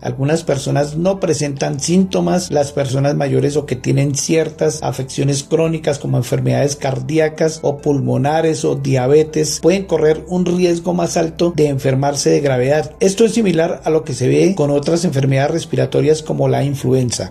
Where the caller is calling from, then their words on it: Bogotá, Colombia; Saludos desde Bogotá, Colombia